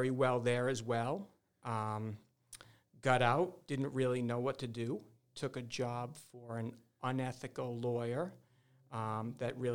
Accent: Uxbridge, Massachusetts, United States; Uh, I, I, I, caused a few problems back in Uxbridge, and if anybody from Uxbridge uh, hears this

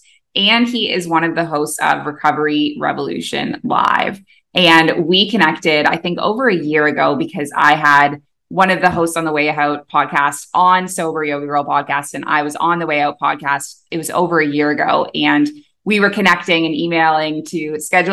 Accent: Canada; moved away as an adult; also born or lived in Middle East; now in Bali, Indonesia; I'm a Canadian who moved across the world to the Middle East at age 23, and I never went back

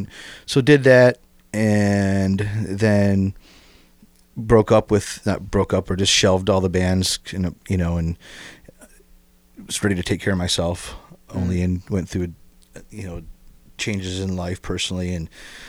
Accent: Toledo, Ohio, United States; I grew up in West Toledo. Oh, and went to West Side. Went to Longfellow's, went to DeVoe Junior High, start high school, and then went to the University of Toledo.

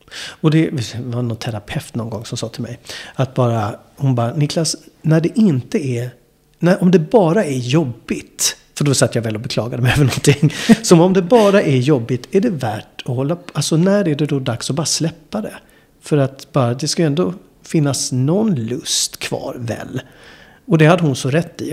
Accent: Malmö, Skåne, Sweden; also born or lived in New York; Malmö där jag är ifrån från början

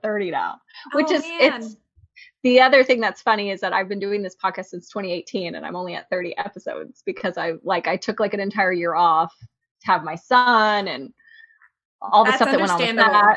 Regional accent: San Antonio, Texas, United States; I was born and raised in San Antonio.

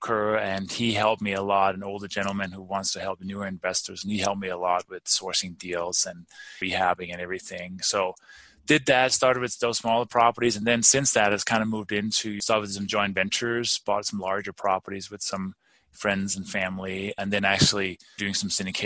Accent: Denmark; moved away as an adult; also born or lived in London / Maryland / Albuquerque, New Mexico; now in Colorado, United States; I grew up in Denmark, been here since 1996, and actually moved to London in the early 90s

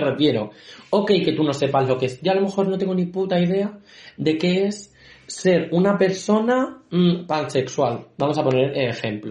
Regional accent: Valdepeñas, Castilla-La Mancha, Spain; somos de Valdepeña

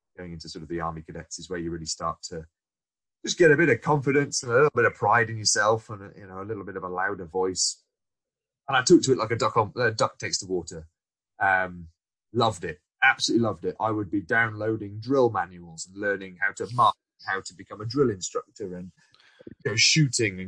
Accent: Shropshire, West Midlands, United Kingdom; I grew up in Shropshire, so my primary school

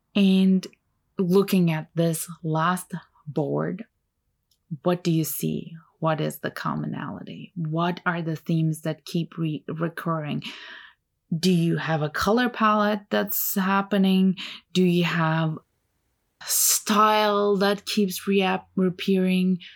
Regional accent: Turkey; first language Turkish; English is a second language; moved away; also born or lived in Ontario, Canada; I grew up in Turkey

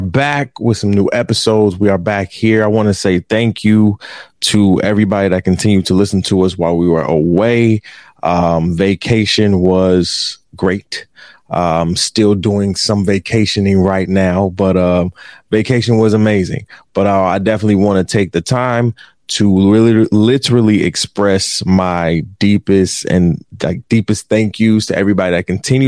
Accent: Detroit, Michigan, United States; I'm from Detroit

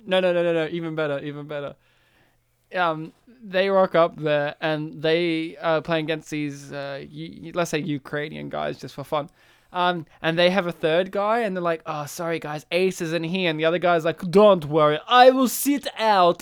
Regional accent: Australia; as an Australian

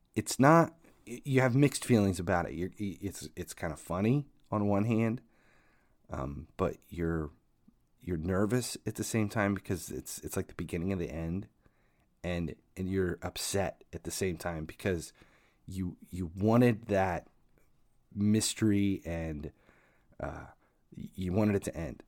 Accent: Ohio, United States; I'm from Ohio

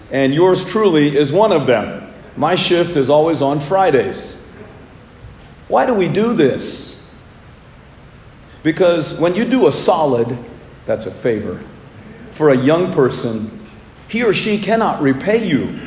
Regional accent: India; moved away; my home country of India

